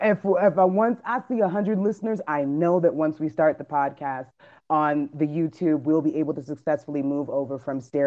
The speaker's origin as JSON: {"language": "English", "country": "United States", "tie": "born or raised there", "said": "I was born here, and I actually have never been to Jamaica. My mom is from Jamaica, my dad is from the Bahamas"}